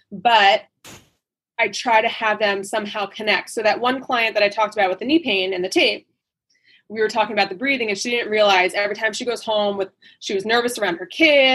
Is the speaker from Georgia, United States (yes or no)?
no; New Jersey, United States; moved away; I'm from the East Coast and I'm from New Jersey